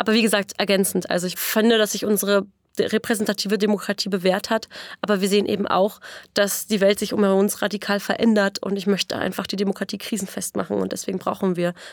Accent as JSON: {"language": "German", "town": "Eichwalde", "region": "Brandenburg", "country": "Germany", "tie": "born or raised there", "said": "Ich komme aus dem Randort von Berlin, aus Eichwalde"}